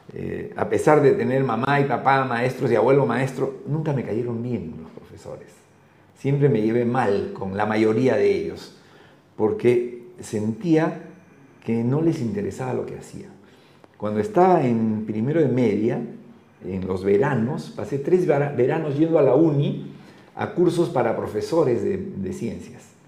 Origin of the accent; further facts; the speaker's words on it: Lima, Peru; Yo soy de Lima